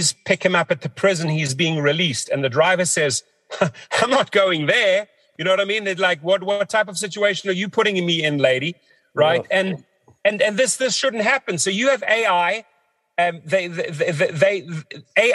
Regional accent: South Africa; moved away; growing up in South Africa

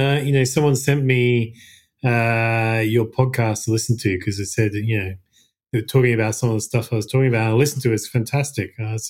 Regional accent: Australia; moved away as an adult; also born or lived in Japan; I was born and raised in Australia

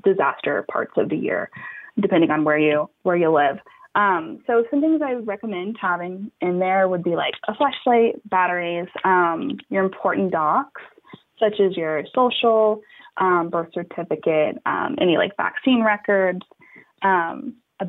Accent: United States; I was born and raised in the Gulf Coast along the Texas and Louisiana border

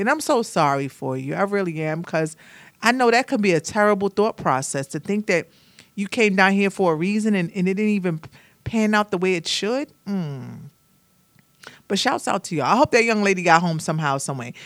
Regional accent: Brooklyn, New York, United States; now in Atlanta, United States; I am from Brooklyn, New York

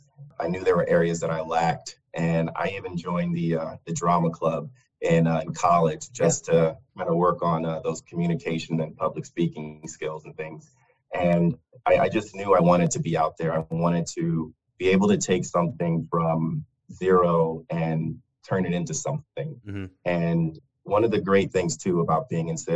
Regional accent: north of Fort Myers, southwest coast of Florida, United States; also born or lived in Brooklyn, New York; grew up on the just on the southwest coast of Florida, just north of Fort Myers

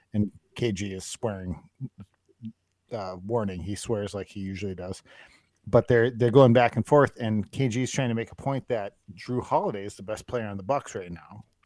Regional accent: Turtle Lake, Wisconsin, United States; moved away; also born or lived in Duluth, Minnesota; when I was a kid, we moved from Rice Lake to Turtle Lake.

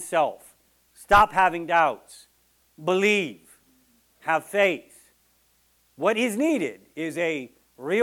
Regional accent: Texas, United States; I'm from Texas, and that's how we dance

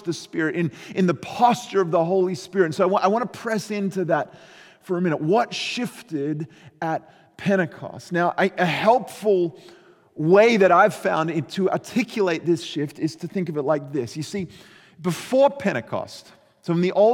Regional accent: Australia; I grew up in Australia

